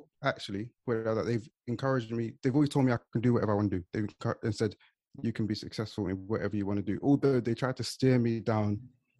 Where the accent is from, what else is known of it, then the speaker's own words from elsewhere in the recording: London, United Kingdom; I've been born here and grew up here my whole life. It's all I know. On my side, so I grew up in East London, in a place called Leytonstone.